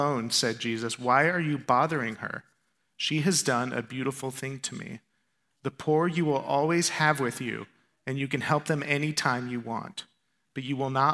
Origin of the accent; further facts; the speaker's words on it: Tempe, Arizona, United States; also born or lived in Chandler, Arizona; this is my hometown. I was born in Chandler, raised in Tempe